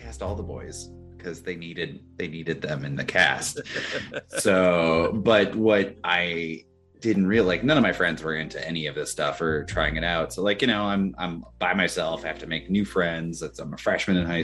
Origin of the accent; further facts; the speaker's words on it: Kirksville, Missouri, United States; moved away as an adult; also born or lived in Kentucky; now in Ohio, United States; I stayed in my hometown